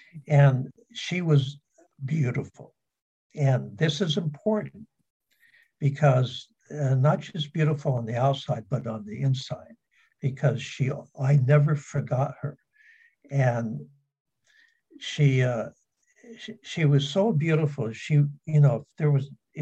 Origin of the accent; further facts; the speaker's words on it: San Diego, California, United States; I was raised in San Diego.